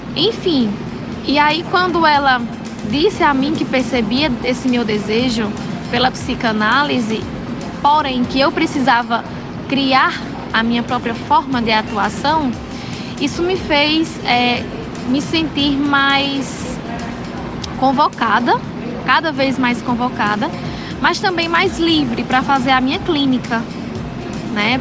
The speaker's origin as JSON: {"language": "Portuguese", "town": "Monteiro", "region": "Paraíba", "country": "Brazil", "tie": "born or raised there", "also_born_or_lived": "Campina Grande / Natal", "said": "eu sou natural de Monteiro, Monteiro Paraíba, mas me formei em Campina"}